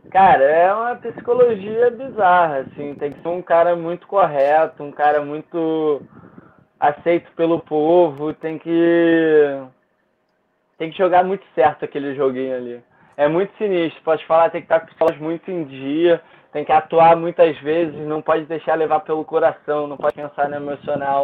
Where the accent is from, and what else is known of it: Brazil